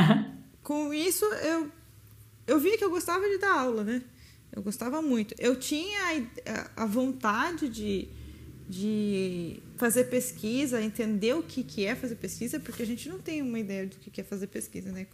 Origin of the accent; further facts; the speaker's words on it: Itatiba, São Paulo, Brazil; eu nasci em Itatiba, na cidade do lado de Campinas. E naturalmente quem nasce no interior de São Paulo, próximo a Campinas, a tendência natural é querer entrar na Unicamp. Então, né, eu sempre molecona quis fazer Unicamp